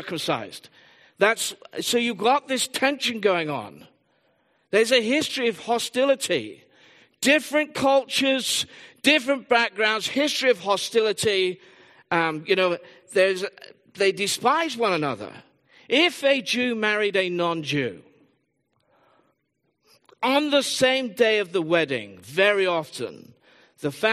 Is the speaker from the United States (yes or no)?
no; England, United Kingdom; I am predominantly English.